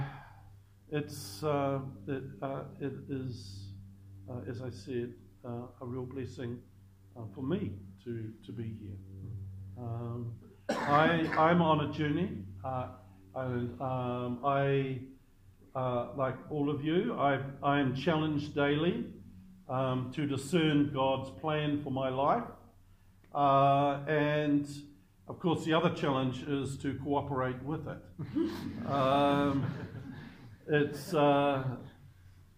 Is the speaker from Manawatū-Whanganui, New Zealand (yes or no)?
yes; Levin, Manawatū-Whanganui, New Zealand; I was born in Levin